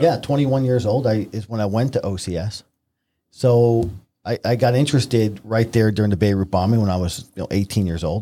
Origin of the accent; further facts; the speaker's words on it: Newburgh, New York, United States; I grew up in Newburgh, New York